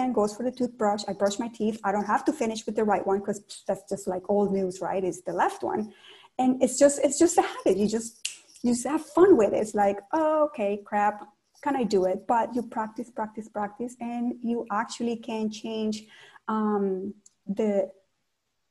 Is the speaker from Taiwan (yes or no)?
no; Cali, Valle del Cauca, Colombia; English is a second language; also born or lived in Toronto, Canada; now in Ottawa, Canada; In my hometown of Cali, Colombia